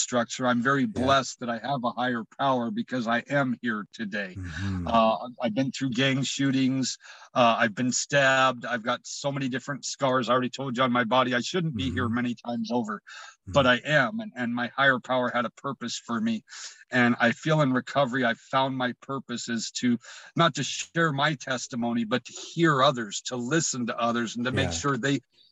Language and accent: English; United States; I was born in America